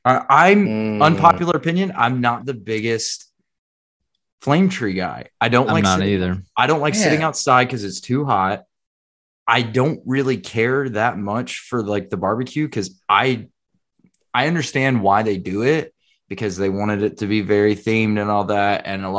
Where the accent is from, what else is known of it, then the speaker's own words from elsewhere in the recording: North Carolina, United States; I'm from North Carolina, man.